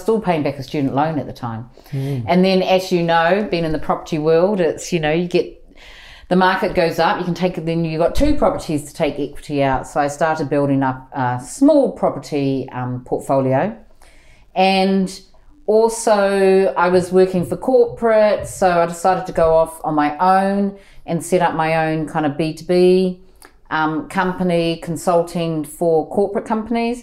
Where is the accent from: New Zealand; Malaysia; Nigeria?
New Zealand; moved away as an adult; now in London, United Kingdom; I'm from New Zealand and I came to the UK when I was 23